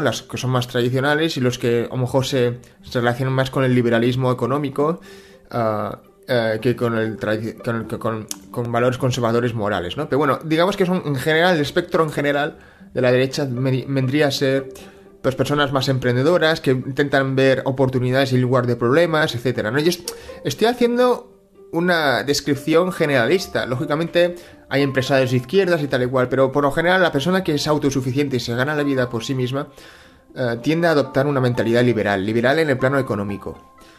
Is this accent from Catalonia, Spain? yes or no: yes; Barcelona, Catalonia, Spain; yo he nacido en Cataluña, he nacido en Barcelona, yo me siento catalán y español